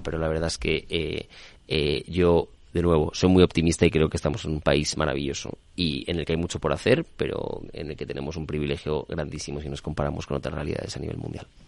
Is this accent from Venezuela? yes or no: no; Spain; soy español